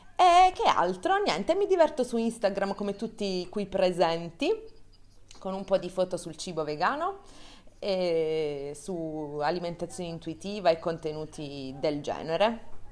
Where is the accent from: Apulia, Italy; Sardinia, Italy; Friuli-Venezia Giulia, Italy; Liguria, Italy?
Apulia, Italy; Bari; now in Milan, Italy; ho trentatré anni, vengo da Bari